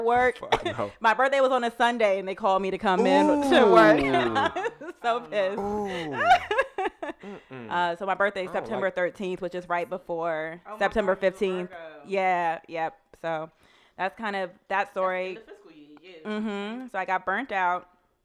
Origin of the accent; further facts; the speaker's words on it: Maryland, United States; now in Atlanta, United States; I'm from Maryland